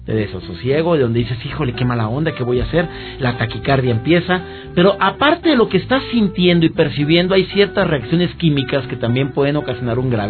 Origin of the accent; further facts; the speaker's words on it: Monterrey, Nuevo León, Mexico; y éxito en Monterrey, mi tierra, a quienes saludo con todo mi aprecio y me escuchan a través de EXA 97.3 FM.